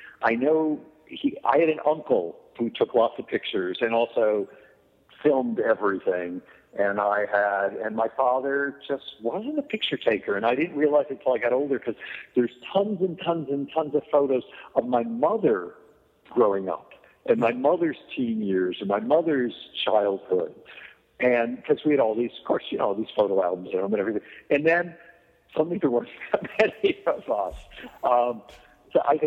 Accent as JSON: {"language": "English", "town": "Scranton", "region": "Pennsylvania", "country": "United States", "tie": "born or raised there", "also_born_or_lived": "New York", "said": "I grew up in Scranton, Pennsylvania"}